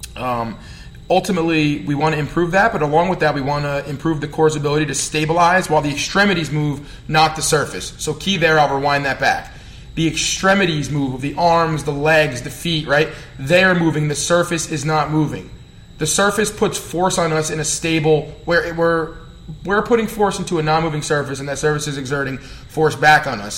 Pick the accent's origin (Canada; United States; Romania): United States; New Jersey; accent: Jersey; my Jersey accent